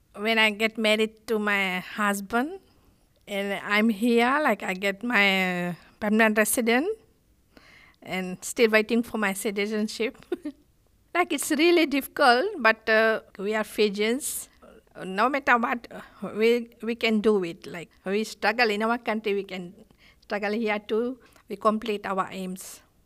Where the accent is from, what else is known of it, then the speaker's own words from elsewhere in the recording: Fiji; accent: island English; English is a second language; moved away as an adult; now in Australia; I'm from Fiji